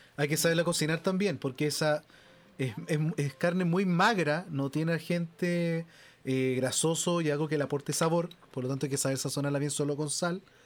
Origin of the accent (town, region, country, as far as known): Chile; accent: Chilean Spanish